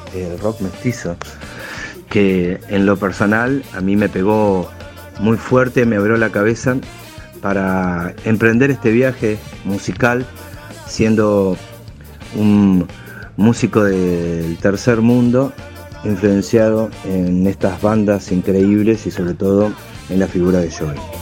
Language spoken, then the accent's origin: Spanish; Uruguay; soy músico, compositor uruguayo